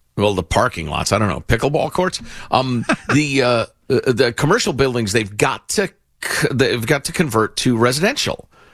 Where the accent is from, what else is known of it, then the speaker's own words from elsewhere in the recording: Illinois, United States; my home state, Illinois